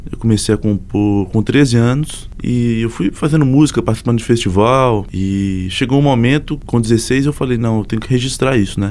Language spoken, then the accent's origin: Portuguese; Abre Campo, Minas Gerais, Brazil; now in Belo Horizonte, Brazil; de Abricampo, uma cidade da Zona da Mata Mineira.